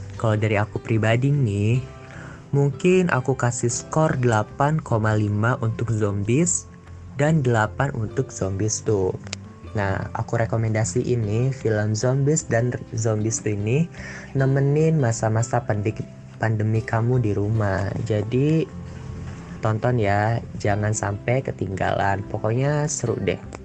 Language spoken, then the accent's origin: Indonesian; Bogor, West Java, Indonesia; Aku juga asalnya dari Bogor